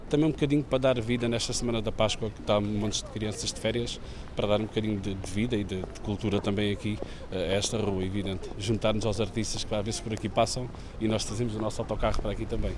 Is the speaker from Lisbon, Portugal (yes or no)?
no; Faro, Algarve, Portugal; sou de Faro, nascido e criado